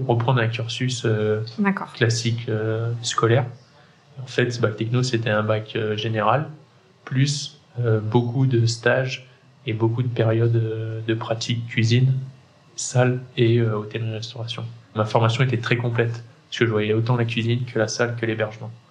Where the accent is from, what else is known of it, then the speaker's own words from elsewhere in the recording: Saint-Étienne, Auvergne-Rhône-Alpes, France; moved away as an adult; now in Le Puy-en-Velay, France; moi, je suis un pur Stéphanois, de parents stéphanois, de grands-parents stéphanois j'ai une enfance très paysanne